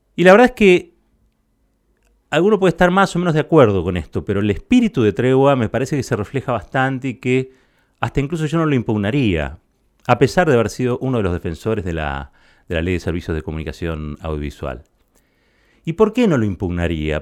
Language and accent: Spanish; Argentina; mi país